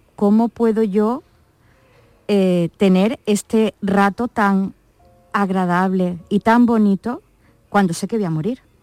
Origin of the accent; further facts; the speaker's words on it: Málaga, Andalusia, Spain; yo no soy de Córdoba, soy de Málaga